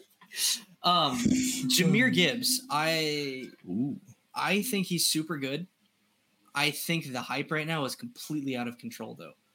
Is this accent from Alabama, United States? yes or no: yes; Alabama, United States; moved away; I'm originally from Alabama